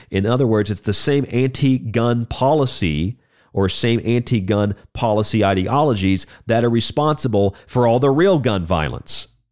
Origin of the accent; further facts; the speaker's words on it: Florida, United States; my home state of Florida